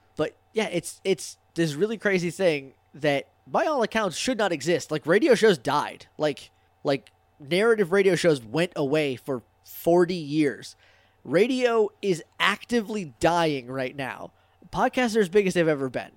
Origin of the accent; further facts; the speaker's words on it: New Hampshire, United States; I'm from New Hampshire